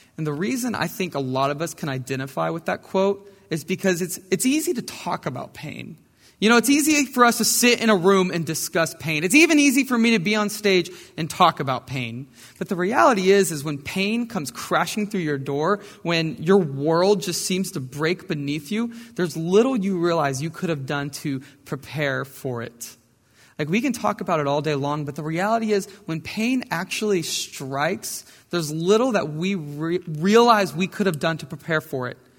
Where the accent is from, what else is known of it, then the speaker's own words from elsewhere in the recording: Brenham, Texas, United States; I grew up in Brenham, Texas, right down the road